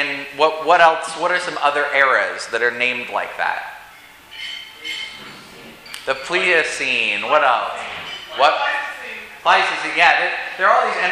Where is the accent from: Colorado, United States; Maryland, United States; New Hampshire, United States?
Colorado, United States; I grew up in Colorado, and right near my house, I-70 juts up into the mountains